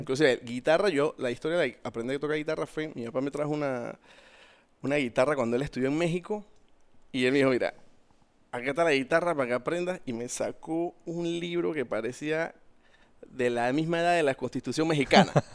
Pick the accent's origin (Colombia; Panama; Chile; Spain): Panama; soy panameño, 42 años